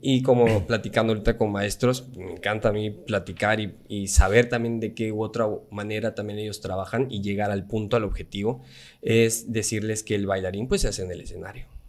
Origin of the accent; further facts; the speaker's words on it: Campeche, Mexico; soy el único de Campeche